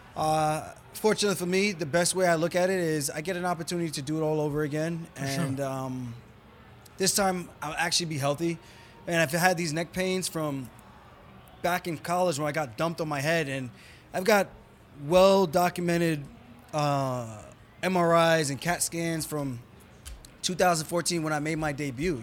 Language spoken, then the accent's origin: English; New York, United States; moved away as an adult; now in Las Vegas, United States